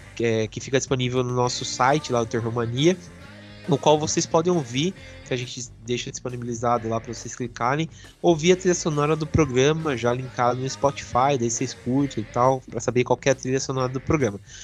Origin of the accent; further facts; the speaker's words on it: Brazil; sendo brasileiro